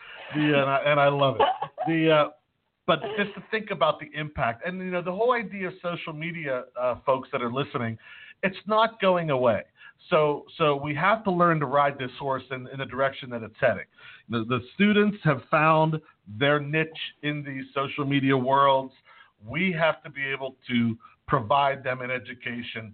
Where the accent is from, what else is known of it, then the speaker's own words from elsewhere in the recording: Pittsburgh, Pennsylvania, United States; I'm from Pittsburgh